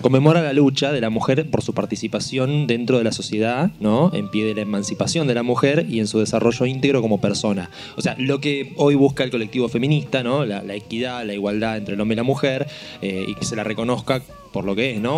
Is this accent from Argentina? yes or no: yes; Marcos Paz, Buenos Aires Province, Argentina; Yo me crié en Marcos Paz, que es un pueblo